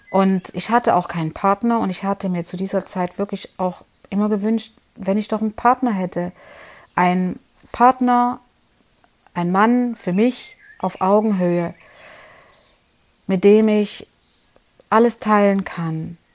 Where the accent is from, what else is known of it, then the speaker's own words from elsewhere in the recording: Leipzig, Saxony, Germany; now in Konstanz, Germany; wie du ja weißt, ich bin ja aus Leipzig und lebe jetzt 20 Jahre hier in Konstanz. Also vorher noch woanders, aber genau genommen sind es 20 Jahre. Und bin auch alleine hier ausgewandert sozusagen, ohne Familie.